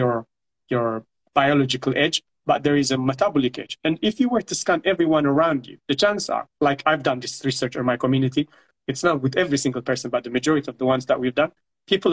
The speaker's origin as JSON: {"language": "English", "country": "Eritrea", "moved": "yes", "said": "I come from Eritrea. I came from Eritrea"}